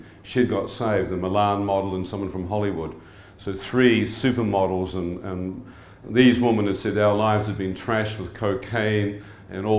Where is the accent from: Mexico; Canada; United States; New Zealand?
New Zealand; Born and bred in New Zealand